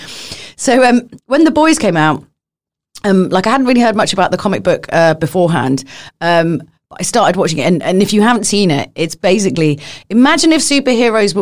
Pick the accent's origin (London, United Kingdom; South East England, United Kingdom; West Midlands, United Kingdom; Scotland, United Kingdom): London, United Kingdom; I come from London.